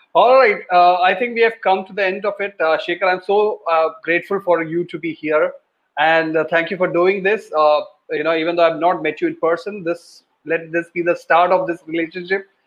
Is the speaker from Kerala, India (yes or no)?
yes; Kottayam, Kerala, India; now in Gurgaon, India; I am from Kottayam